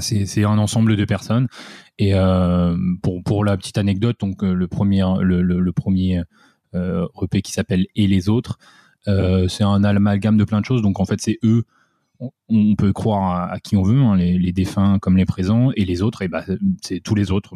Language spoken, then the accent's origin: French; southern Essonne, Île-de-France, France; moved away; on est du sud de l'Essonne, donc c'est en dessous de Paris.